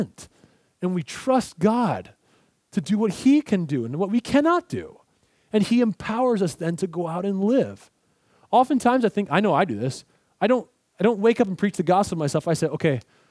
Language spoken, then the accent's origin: English; Pennsylvania, United States; now in Southern US; I'm from Pennsylvania